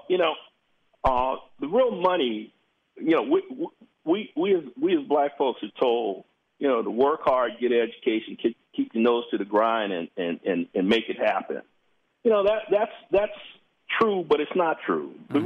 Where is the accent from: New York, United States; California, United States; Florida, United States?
California, United States; Los Angeles; I'm from South Central